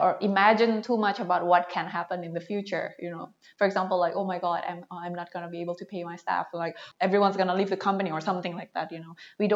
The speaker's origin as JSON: {"language": "English", "region": "Jakarta", "country": "Indonesia", "said": "I'm from Jakarta"}